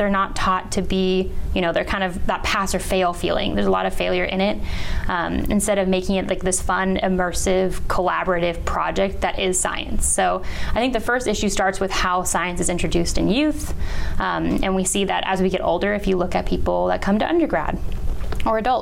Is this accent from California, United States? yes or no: yes; just south of San Francisco, Bay Area of California, United States; moved away as an adult; also born or lived in San Luis Obispo, California; now in Florida, United States; I was born and raised right by San Francisco.